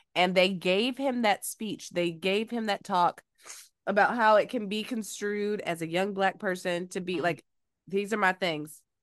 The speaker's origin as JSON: {"language": "English", "region": "Georgia", "country": "United States", "also_born_or_lived": "Phenix City, Alabama", "moved": "as an adult", "lives_now": "Los Angeles, United States", "said": "I am from Georgia"}